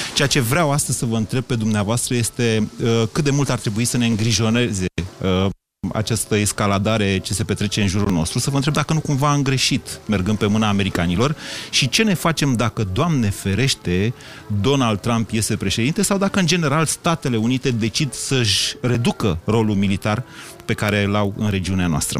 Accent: Romania; ca român

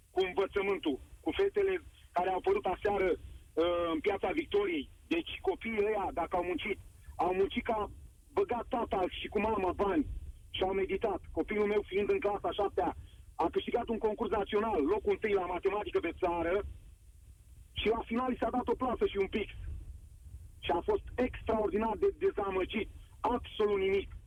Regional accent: Romania; noi ca români să nu o Adică să nu blamăm.

